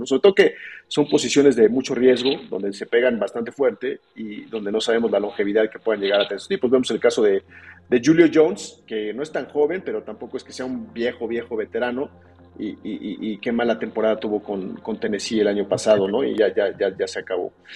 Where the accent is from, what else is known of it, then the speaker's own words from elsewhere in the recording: Mexico City, Mexico; Estoy basado aquí en la Ciudad de México, soy originario de aquí.